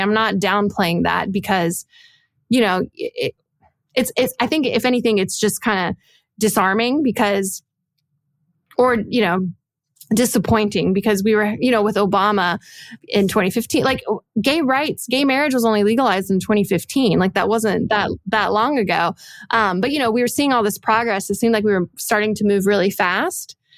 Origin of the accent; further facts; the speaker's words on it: Dallas, Texas, United States; I grew up I grew up in, in Texas from Dallas